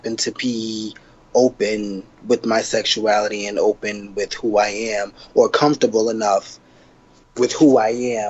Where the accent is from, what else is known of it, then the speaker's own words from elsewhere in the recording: New York City, New York, United States; also born or lived in South Carolina; I'm originally from South Carolina. Like, I was born out there, but I was raised in Queens, in Jamaica, Queens.